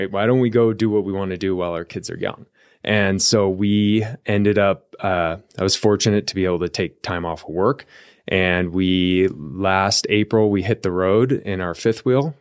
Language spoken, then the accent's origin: English; Columbia River Gorge, near Portland, Oregon, United States; moved away as an adult; also born or lived in Eugene, Oregon; now in Arizona, United States; I grew up in the Columbia River Gorge